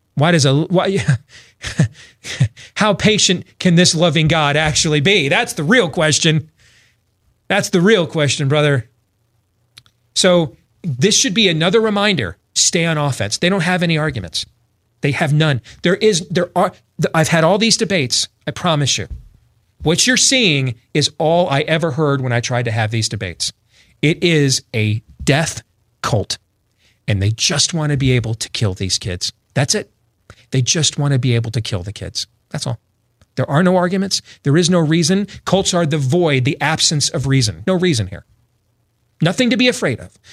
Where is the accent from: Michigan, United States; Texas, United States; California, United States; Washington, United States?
Michigan, United States; Grand Rapids; moved away; also born or lived in Kent County, Michigan / Ottawa County, Michigan; the district where I grew up in Grand Rapids, Michigan, so I know that area well